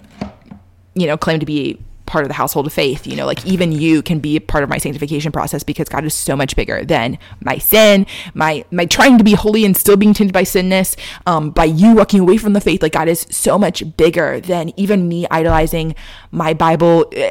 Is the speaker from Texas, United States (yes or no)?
yes; Texas, United States; moved away; Growing up in Texas